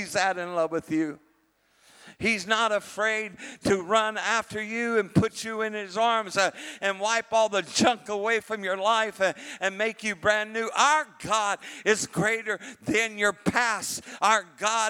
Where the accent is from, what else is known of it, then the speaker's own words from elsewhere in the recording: Texas, United States; I am a Texan, and I'm a Holy Spirit Texan.